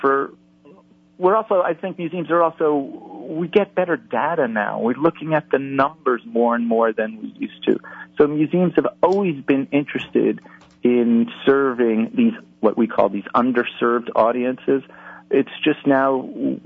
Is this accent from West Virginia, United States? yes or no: no; New York City, New York, United States; now in New Orleans, United States; I grew up in New York City